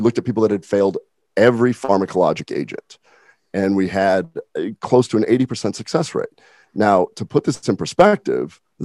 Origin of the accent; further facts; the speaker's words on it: Nebraska, United States; moved away; I'm from Nebraska originally.